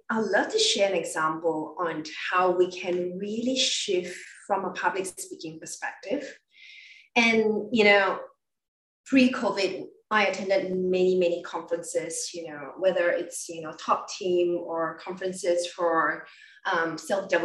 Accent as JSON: {"language": "English", "country": "Malaysia", "said": "I come from Malaysia, so I'm coming from a very multicultural background"}